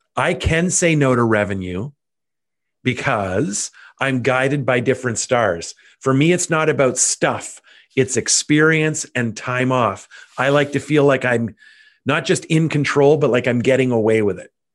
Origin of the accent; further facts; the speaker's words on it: Canada; also born or lived in Ottawa, Ontario; as a Canadian, I have outrageous status with Air Canada